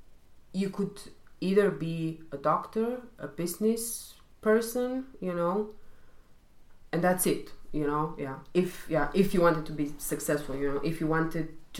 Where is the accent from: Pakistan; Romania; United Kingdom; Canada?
Romania; now in Germany; I'm originally coming from Romania